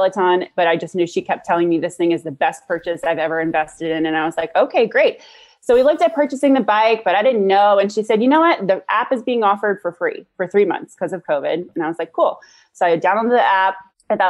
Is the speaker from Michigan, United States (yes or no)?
no; New Orleans, Louisiana, United States; moved away as an adult; now in Juneau, United States; I'm from New Orleans originally.